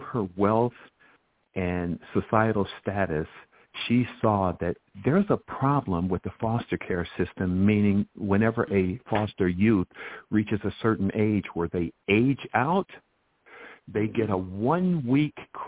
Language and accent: English; Chicago, Illinois, United States; my 12-year education growing up in Chicago